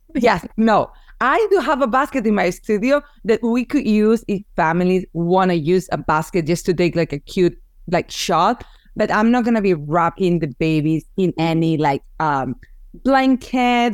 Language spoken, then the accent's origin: English; Barcelona, Catalonia, Spain; English is a second language; moved away as an adult; also born or lived in Massachusetts; now in United States; after I moved here from Spain because I'm originally from Barcelona